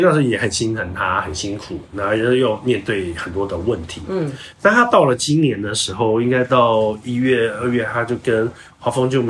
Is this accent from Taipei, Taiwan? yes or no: no; Hsinchu, Taiwan; 再加上她是新竹人，我也是新竹人，